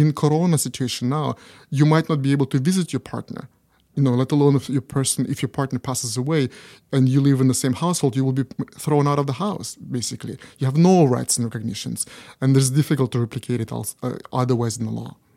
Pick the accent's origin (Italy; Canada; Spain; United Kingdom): Canada; now in Japan; in Canada, uh, which is my home country